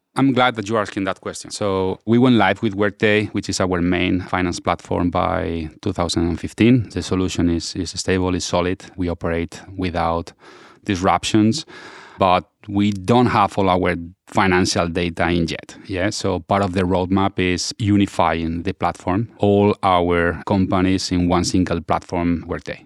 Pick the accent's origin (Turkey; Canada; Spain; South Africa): Spain; now in Washington, D.C., United States; I'm from Spain, now based out of, eh, Washington, D C.